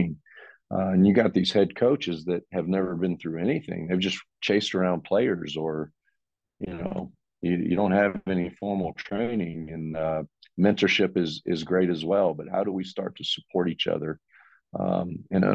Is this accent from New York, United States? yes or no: no; Virginia mountains / the South, United States; moved away; also born or lived in Milwaukee, Wisconsin; I'm from the South.